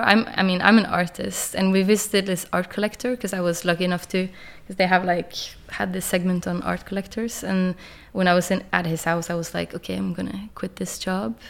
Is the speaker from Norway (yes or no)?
yes; Kristiansand, Agder, Norway; English is a second language; moved away as an adult; also born or lived in Copenhagen, Denmark; I moved from Kristiansand when I was 18